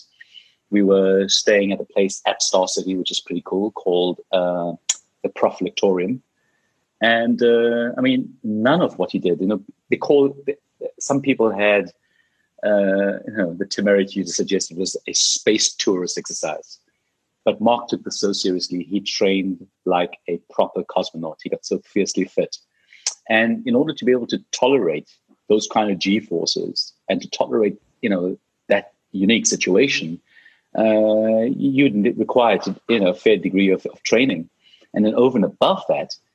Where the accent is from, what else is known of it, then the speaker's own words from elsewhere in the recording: South Africa; as a South African